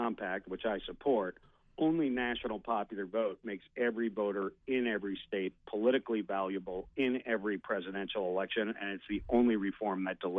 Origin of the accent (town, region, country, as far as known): Minnesota, United States